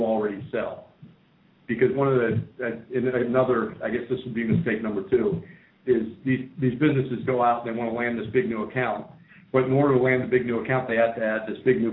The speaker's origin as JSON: {"language": "English", "region": "Pennsylvania", "country": "United States", "tie": "born or raised there", "said": "I grew up in Pennsylvania"}